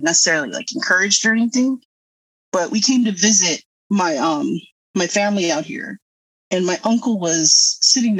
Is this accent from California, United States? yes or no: yes; Los Angeles, California, United States; I was born in Sun Valley, California here. It's in the Valley